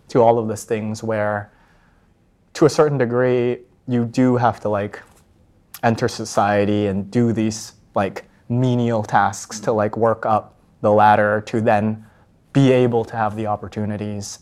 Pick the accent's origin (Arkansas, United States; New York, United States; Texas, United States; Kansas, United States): Texas, United States; Plano; grew up in Dallas, and then I was part of this, like, rather competitive suburb